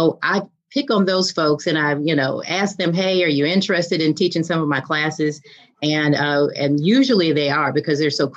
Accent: Virginia, United States; I grew up in Virginia

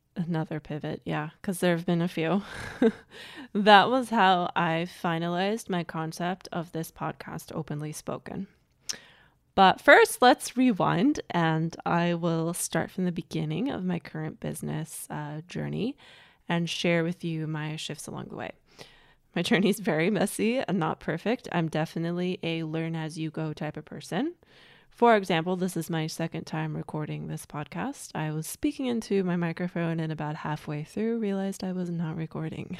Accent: United States; also born or lived in Germany; I grew up in America as an immigrant

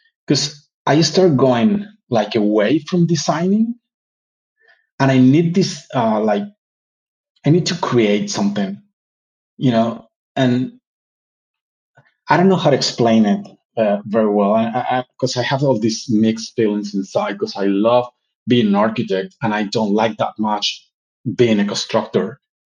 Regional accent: Colombia; English is a second language; But I have to say that I'm from Colombia all the time.

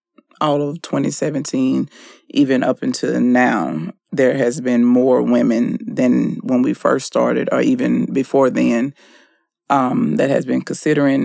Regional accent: Shreveport, Louisiana, United States; moved away; my hometown, Shreveport

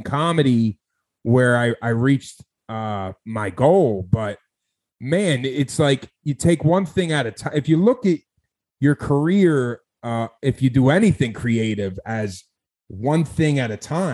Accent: Philadelphia, Pennsylvania, United States; moved away as an adult; also born or lived in Chicago; I'm from South Philly. I started comedy in South Philly. I grew up there, born and raised.

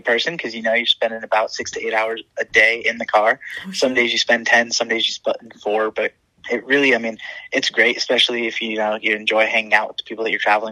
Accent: Fort Lauderdale, Florida, United States; Fort Lauderdale, my hometown

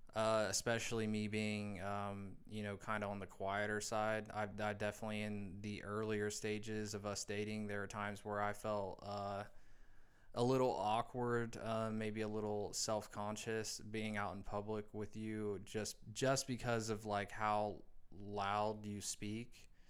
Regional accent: Indiana, United States; moved away; growing up where I grew up in a small in the small town that I grew up in Indiana

